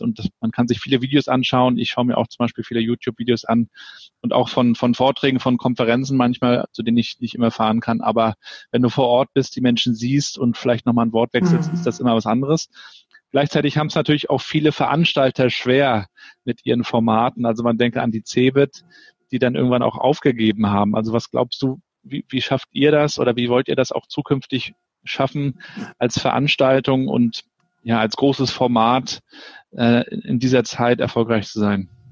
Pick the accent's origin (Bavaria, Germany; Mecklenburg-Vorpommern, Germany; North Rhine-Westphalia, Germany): Mecklenburg-Vorpommern, Germany; Rostock; als gebürtiger Rostocker, der die DDR noch zehn Jahre kennengelernt hat